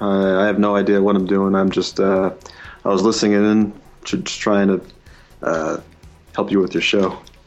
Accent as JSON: {"language": "English", "town": "Boston", "region": "Massachusetts", "country": "United States", "said": "I am from Boston. I'm home today on a snow day."}